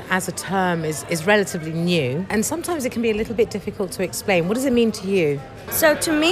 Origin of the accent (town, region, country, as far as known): Mexico; moved away